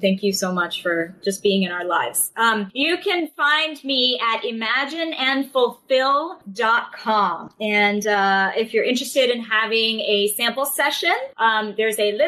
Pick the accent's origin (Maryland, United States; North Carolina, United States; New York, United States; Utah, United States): New York, United States; New York City; born and raised in New York, in Manhattan